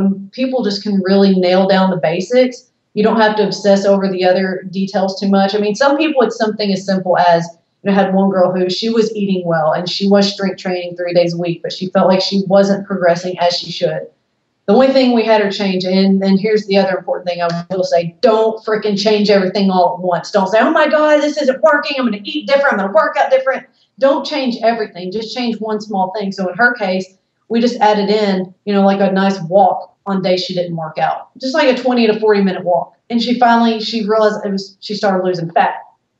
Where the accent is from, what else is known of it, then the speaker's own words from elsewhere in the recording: the South, United States; I'm from the South.